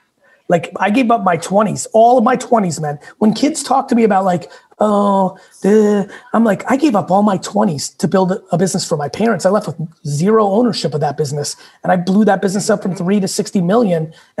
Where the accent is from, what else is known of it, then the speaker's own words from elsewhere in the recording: Queens, New York, United States; also born or lived in Russia; came to this country with nothing. I was born in Russia, lived in a studio in Queens with like 8 family members. Like, I grew up rugged.